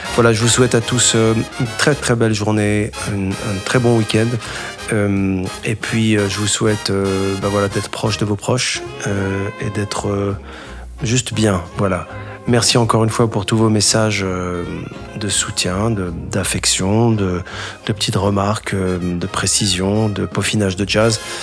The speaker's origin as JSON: {"language": "French", "town": "Casablanca", "region": "Casablanca-Settat", "country": "Morocco", "tie": "born or raised there", "said": "Je suis né à Casablanca"}